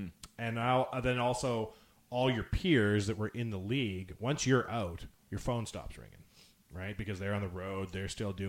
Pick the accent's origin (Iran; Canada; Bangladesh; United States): Canada; the fact that I'm a Canadian former NHL player has a lot of weight